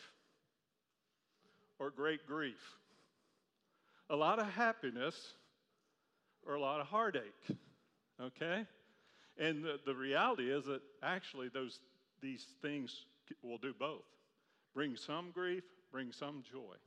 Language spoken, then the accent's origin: English; Charlottesville, Virginia, United States; I grew up in Charlottesville, Virginia